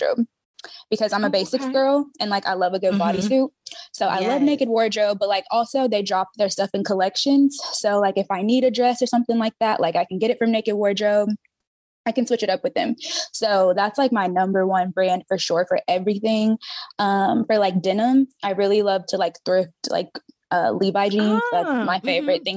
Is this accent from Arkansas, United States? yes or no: yes; Arkansas, United States; now in Dallas, United States; I am from Arkansas, but I live in Dallas